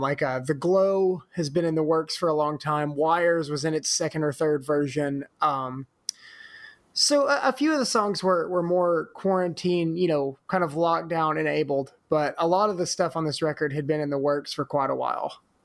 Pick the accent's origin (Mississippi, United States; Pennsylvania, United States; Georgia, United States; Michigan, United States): Mississippi, United States; Corinth; moved away as an adult; also born or lived in Oxford, Mississippi; now in Memphis, United States; growing up in Corinth